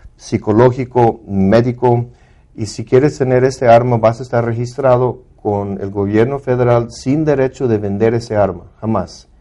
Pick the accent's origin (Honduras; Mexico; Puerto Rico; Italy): Mexico; los dos somos mexicanos